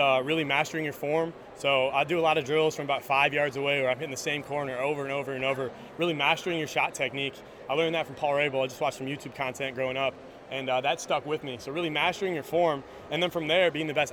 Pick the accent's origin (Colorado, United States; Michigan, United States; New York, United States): Michigan, United States; Northville; I'm from Michigan. I'm from the suburbs of Detroit, a city called Northville.